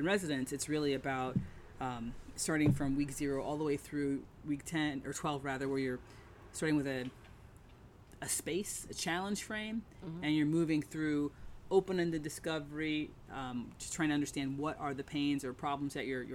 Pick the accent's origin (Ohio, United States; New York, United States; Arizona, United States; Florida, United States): Ohio, United States; Dayton; I grew up in Dayton, Ohio, Wright-Patterson Air Force Base. My father was in the Air Force